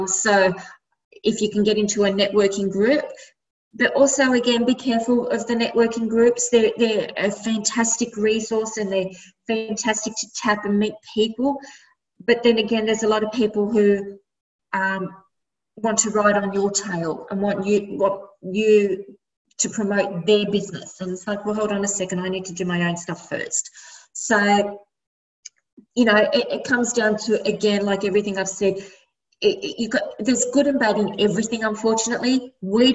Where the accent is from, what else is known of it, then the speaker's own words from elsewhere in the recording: Sydney, New South Wales, Australia; Born and bred in Redfern, which is why I named my brand Redfern